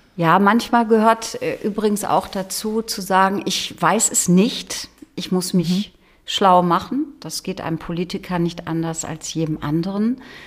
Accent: Holtland, Lower Saxony, Germany; Ich bin in Holtland im Landkreis Leer aufgewachsen auf einem Hof

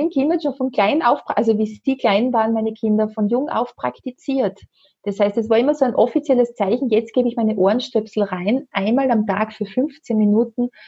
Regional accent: Austria; Bei uns in Österreich können wir es gerne auch über den Neue Wege Shop bestellen.

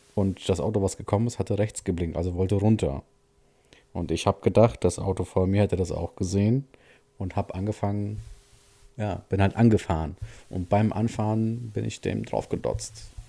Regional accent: Siegen, North Rhine-Westphalia, Germany; bei uns in Siegen ja die, die sogenannte HTS, das ist so eine Stadtautobahn

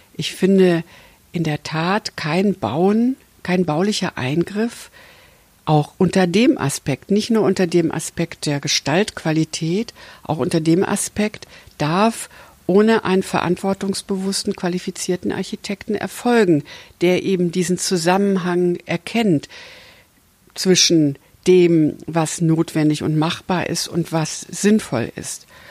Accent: Hesse, Germany; Ich komme ja aus Hessen

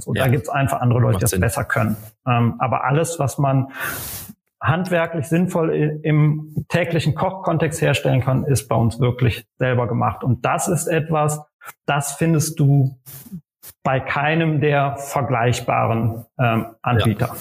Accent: Aachen, North Rhine-Westphalia, Germany; now in Berlin, Germany; geboren in Aachen in Nordrhein-Westfalen

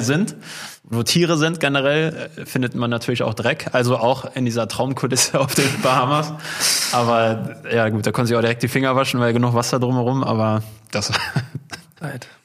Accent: Unna district, North Rhine-Westphalia, Germany; wir kommen ja hier aus, aus dem Kreis Unna und dann gibt's ja die Stadt Hamm direkt daneben

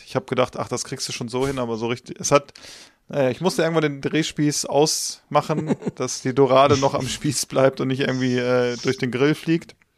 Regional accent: Northern Germany, Germany; wir kommen aus Norddeutschland.

